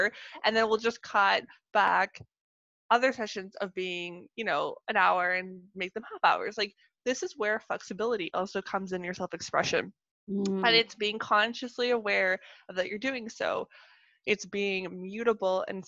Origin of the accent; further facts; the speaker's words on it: Canada; accent: Canadian; I'm Canadian